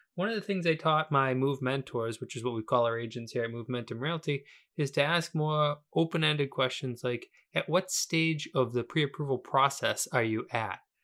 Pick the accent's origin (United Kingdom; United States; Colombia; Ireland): United States; Weymouth, Massachusetts; I was born in Weymouth, Massachusetts